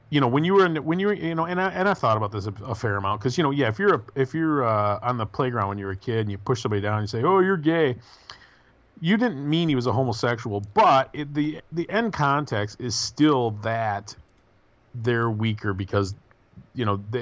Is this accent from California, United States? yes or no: yes; San Diego, California, United States; Growing up in San Diego, we had a really good scene, very positive and inclusive.